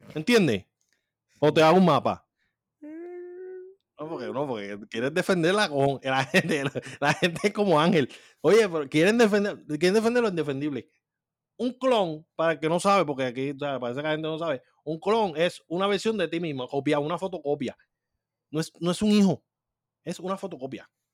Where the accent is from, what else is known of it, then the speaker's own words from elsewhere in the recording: Puerto Rico; somos boricuas